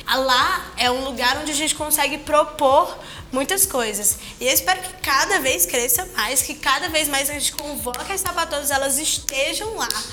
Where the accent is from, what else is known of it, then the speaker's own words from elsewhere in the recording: Ceará, Brazil; eu sou cearense